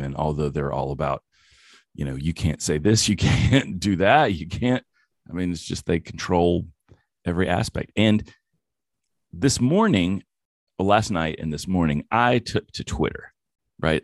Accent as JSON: {"language": "English", "area": "the Bible Belt", "region": "the South", "country": "United States", "said": "I come from the Bible Belt and I went to church a lot"}